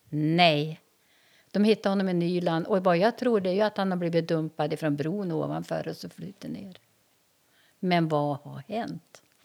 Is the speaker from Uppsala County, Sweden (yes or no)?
no; Umeå, Västerbotten County, Sweden; moved away as an adult; now in Härnösand, Sweden; jag växte upp på Teg